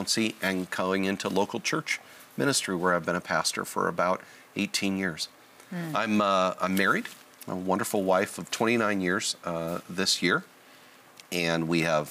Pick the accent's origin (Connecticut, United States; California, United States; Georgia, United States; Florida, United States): California, United States; Southern; I was born and raised in Southern California